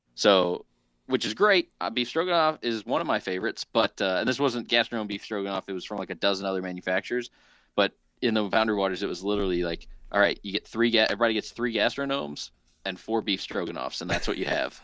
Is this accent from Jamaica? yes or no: no; Southern Illinois, United States; Access the Wild out of actually my hometown of uh, Southern Illinois